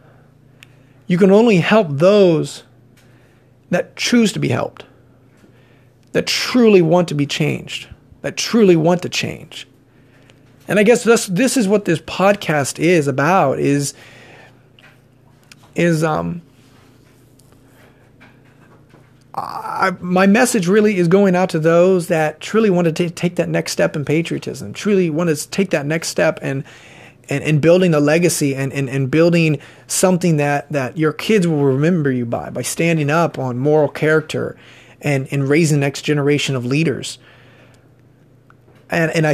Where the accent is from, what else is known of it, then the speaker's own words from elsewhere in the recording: Mansfield, Ohio, United States; I was born and raised in Mansfield, Ohio